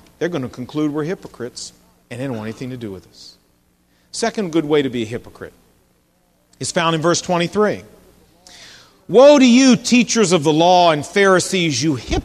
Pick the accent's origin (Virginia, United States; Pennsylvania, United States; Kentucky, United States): Virginia, United States; Portsmouth; when I was growing up, I wasn't a Christian, but I remember down in my hometown of Portsmouth, Virginia